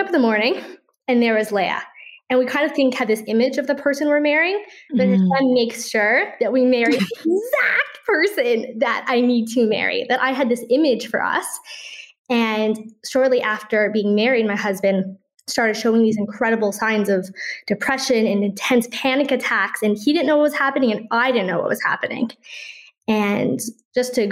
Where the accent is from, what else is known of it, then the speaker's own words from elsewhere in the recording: Toronto, Ontario, Canada; now in Safed, Israel; I'm originally from Toronto, Canada